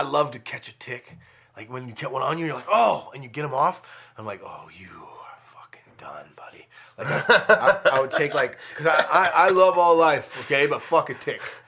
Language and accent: English; Colorado, United States; moved away as an adult; also born or lived in Las Vegas; now in Los Angeles, United States; I grew up in Colorado.